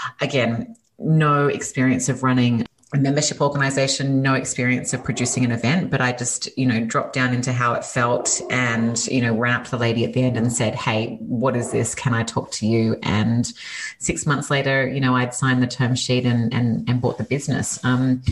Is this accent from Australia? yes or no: yes; Australia; accent: Australian; moved away as an adult; now in California, United States; you can hear from my accent that I'm Australian originally. Moved to California 5 years ago